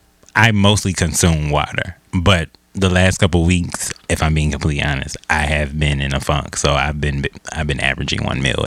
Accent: Milwaukee, Wisconsin, United States; moved away; also born or lived in Louisiana; I'm from Milwaukee.

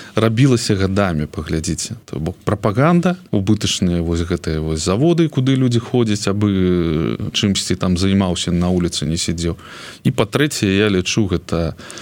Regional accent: Belarus; moved away; я адчуваю сабе беларуса маі там карані там там моя сям'я там моя радзіма

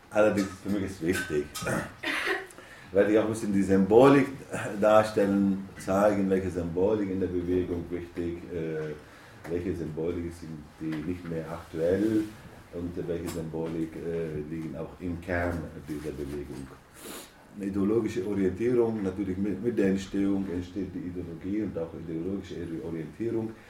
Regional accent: Turkey; ich komme aus der Türkei, aus einer Stadt, wo gar keine Faschisten, keine rechte Gruppierungen oder sowas gibt.

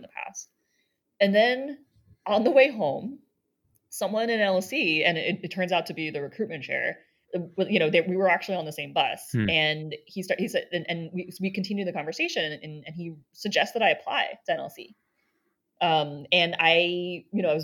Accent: East Coast, United States; moved away as an adult; also born or lived in Boston; now in San Francisco, United States; I grew up on the East Coast

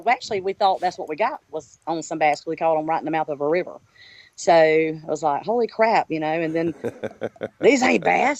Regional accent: South Georgia, United States; accent: southern twang; I'm from South Georgia, as you can tell from my accent.

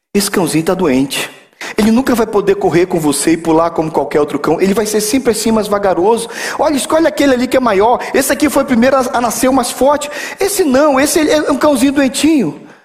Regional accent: Belém, Pará, Brazil; Eu sou de Belém

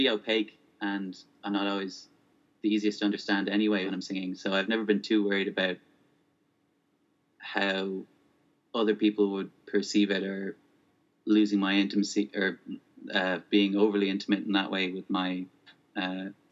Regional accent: Ireland; also born or lived in Spokane, Washington, United States; until I was 8, I grew up in Spokane, Washington. And then we moved to Ireland in 1998, and I've been here since.

